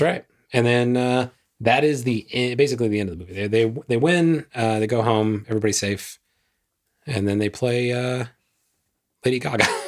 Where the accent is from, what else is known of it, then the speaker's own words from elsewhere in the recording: the South, United States; I grew up in the South